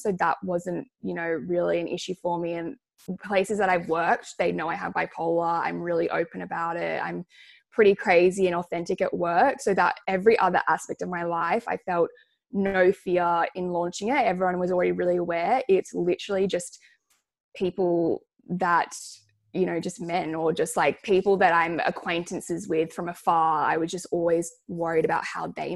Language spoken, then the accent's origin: English; Sydney, New South Wales, Australia; I grew up on the North Shore.